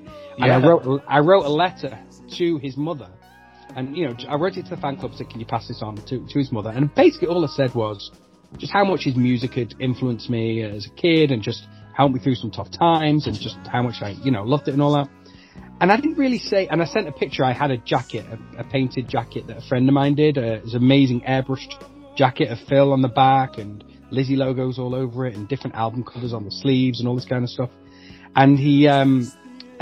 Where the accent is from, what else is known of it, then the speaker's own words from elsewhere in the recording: Manchester, North West England, United Kingdom; moved away as an adult; now in United States; I'm from Manchester